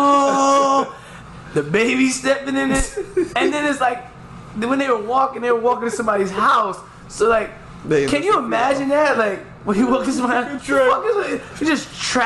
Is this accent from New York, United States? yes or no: yes; New York, United States; I'm so New York